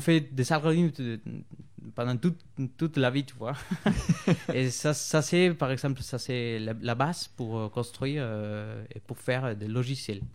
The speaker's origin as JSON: {"language": "French", "country": "Bolivia", "second_language": "French", "moved": "as an adult", "lives_now": "France", "said": "j'ai travaillé euh, pour une entreprise euh, des Suisses en Bolivie."}